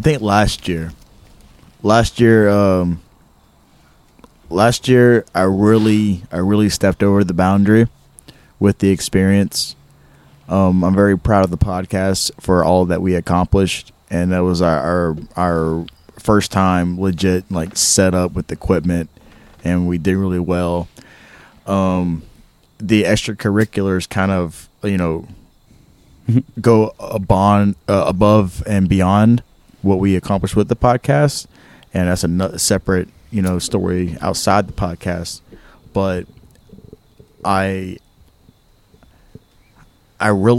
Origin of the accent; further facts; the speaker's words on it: Louisiana, United States; we hail from Louisiana